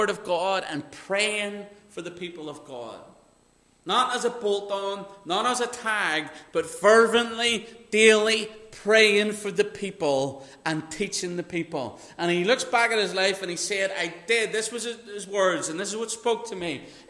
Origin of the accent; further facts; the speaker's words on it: Northern Ireland, United Kingdom; I grew up in Northern Ireland